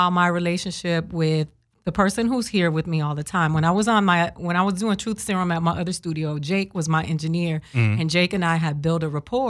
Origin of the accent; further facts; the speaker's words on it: Dominican Republic; also born or lived in Boston, United States; I was born in Boston, and I didn't, my mom took me, because my dad got deported, so we went to the Dominican Republic with him, and I never went back to Boston.